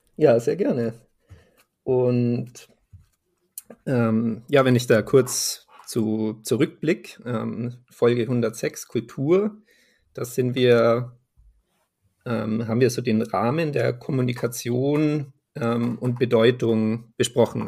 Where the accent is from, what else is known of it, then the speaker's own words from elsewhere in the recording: Munich, Bavaria, Germany; ich äh, bin ja aus München